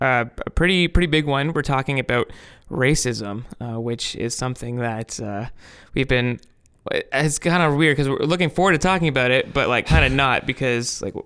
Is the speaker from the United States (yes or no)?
no; Toronto, Ontario, Canada; I grew up in Scarborough